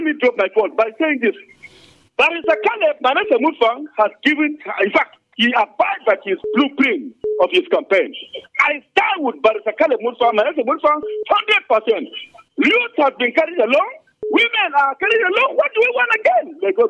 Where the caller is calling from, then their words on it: Angwan Rukuba, Plateau, Nigeria; I'm calling from Angwarkuba, the voice of Angwarkuba.